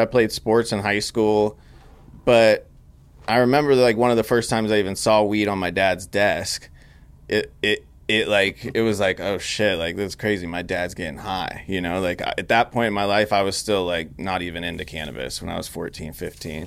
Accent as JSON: {"language": "English", "town": "Grass Valley", "region": "California", "country": "United States", "tie": "born or raised there", "also_born_or_lived": "Sacramento / Los Angeles", "moved": "as an adult", "said": "I grew up in Grass Valley, California."}